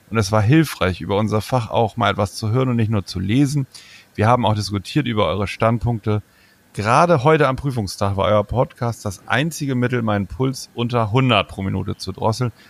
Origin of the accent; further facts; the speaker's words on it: Germany; Ich komme nicht aus Hamburg, ich komme aus der Nähe von Bremen.